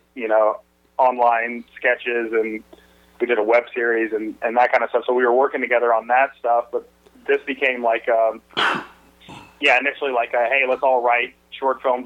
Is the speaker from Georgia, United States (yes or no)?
yes; Atlanta, Georgia, United States; I grew up in Atlanta